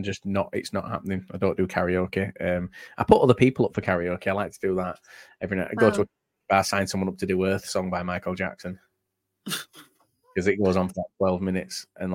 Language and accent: English; Halifax, Yorkshire and the Humber, United Kingdom; Halifax, my hometown